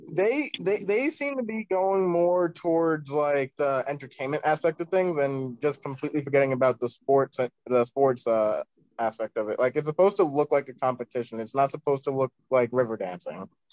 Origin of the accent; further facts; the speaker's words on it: Long Island, New York, United States; moved away as an adult; now in Texas, United States; I just moved here to Texas like a few months ago, but I'm originally from Long Island, New York